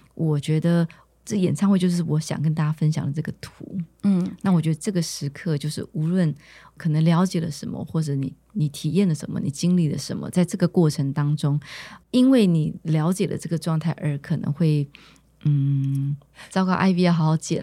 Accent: Taiwan; also born or lived in New York; 我是在台湾长大

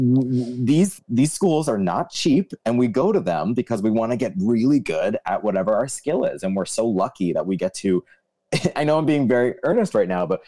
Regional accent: United States; I grew up right outside of New York, so Broadway happened to be close.

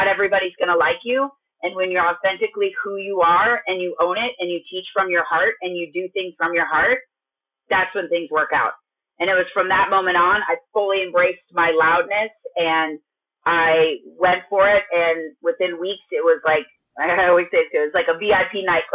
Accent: Minnesota, United States; moved away as an adult; also born or lived in California; I'm from Minnesota and then moved to California and started going to school

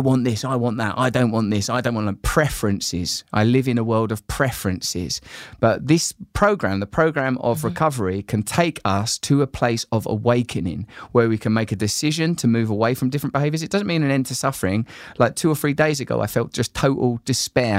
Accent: Grays, East of England, United Kingdom; When I was a little boy growing up in Grays in Essex with just my mum

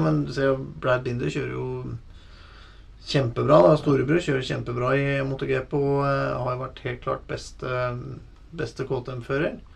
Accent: Norway; vi er fra Norge og Norden

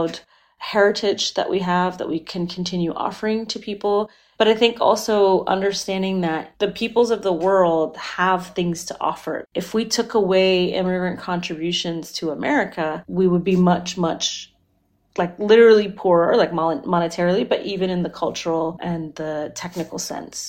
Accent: Florida, United States; When I was a kid, I grew up in Florida and I was the child of Indian immigrants to the United States.

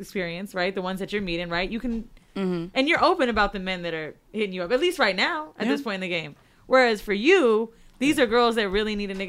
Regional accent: Florida, United States; We're both from Florida

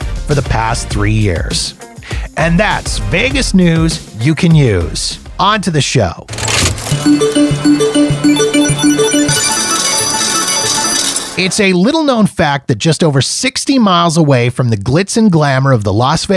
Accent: Canada; as a Canadian

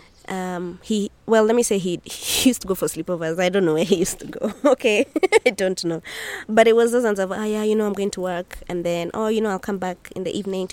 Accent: Nairobi, Kenya; I come from Nairobi, Kenya

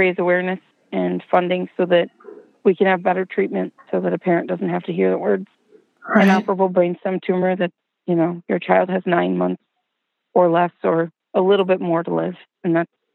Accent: Watertown, New York, United States; now in Albany, United States; I'm originally from Watertown, New York, which is up north by the Thousand Islands.

